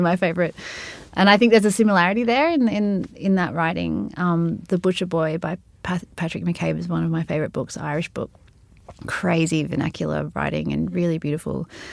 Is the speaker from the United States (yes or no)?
no; Sydney, New South Wales, Australia; when I was growing up in Balmain